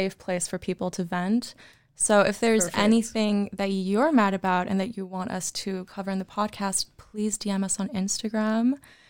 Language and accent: English; Switzerland; moved away as an adult; now in Amsterdam, Netherlands; my mother is South African and my father is Italian, but they met in Switzerland. So that's where I was born and raised, and I moved to Amsterdam about 3 years ago.